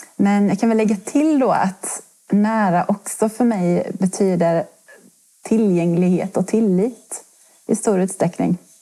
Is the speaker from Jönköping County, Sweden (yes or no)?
no; Halland County, Sweden; moved away as an adult; now in Kronoberg, Sweden; jag är en hallänning som har hamnat i Kronoberg här eh, på grund av först studier